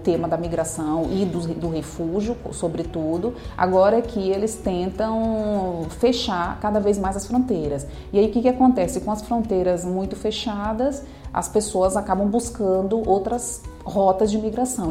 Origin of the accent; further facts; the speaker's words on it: Brazil; nós brasileiros